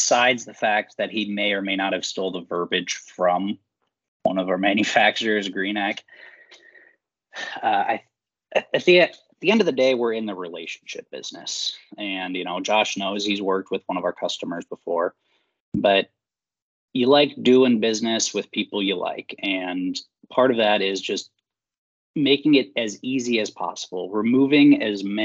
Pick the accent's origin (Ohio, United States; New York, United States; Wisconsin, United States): Ohio, United States; Medina; also born or lived in Cincinnati, Ohio; I am from the Northeast Ohio area. I was born and raised over in Medina.